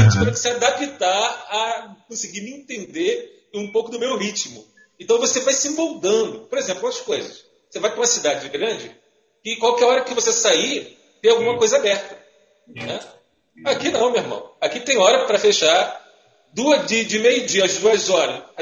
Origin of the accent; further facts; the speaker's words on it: Duque de Caxias, Rio de Janeiro, Brazil; igual eu vim, de Duque de Caxias, que é uma cidade é, metropolitana do Rio de Janeiro, que o pessoal é bastante agitado.